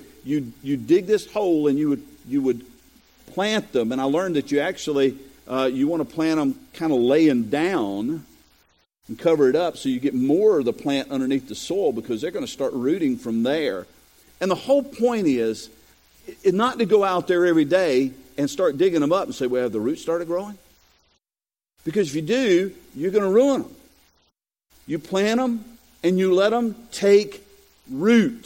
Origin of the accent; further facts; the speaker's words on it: Robersonville, North Carolina, United States; moved away; also born or lived in Bethel, North Carolina; my hometown of Robertsonville